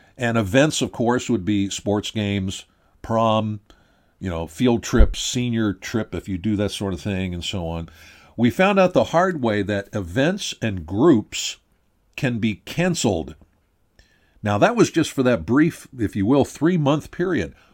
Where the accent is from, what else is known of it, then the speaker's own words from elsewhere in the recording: Pennsylvania, United States; I'm from Pennsylvania